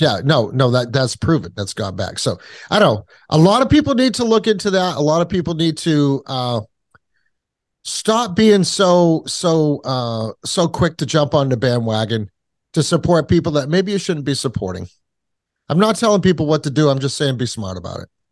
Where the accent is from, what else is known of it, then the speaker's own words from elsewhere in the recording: Kentucky, United States; accent: hick; now in New Hampshire, United States; I was born in Kentucky